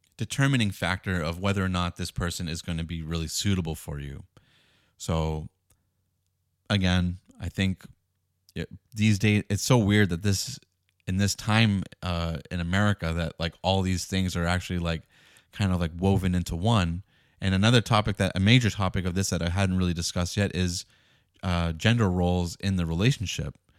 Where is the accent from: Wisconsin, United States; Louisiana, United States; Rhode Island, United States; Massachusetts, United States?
Massachusetts, United States; Boston; I grew up in the Northeast in Boston